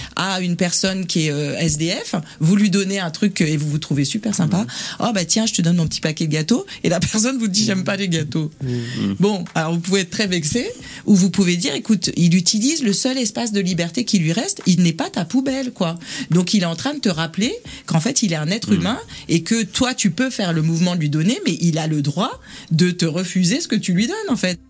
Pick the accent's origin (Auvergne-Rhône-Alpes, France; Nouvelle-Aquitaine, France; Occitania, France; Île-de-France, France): Île-de-France, France; southern suburbs of Paris; je suis né à Paris 13 et j'ai grandi en banlieue sud